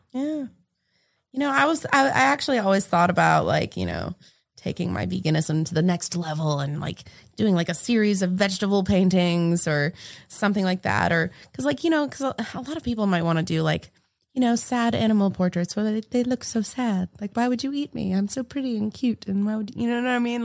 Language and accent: English; New England, United States; moved away as an adult; also born or lived in Florida; now in Greensboro, United States; I'm originally from New England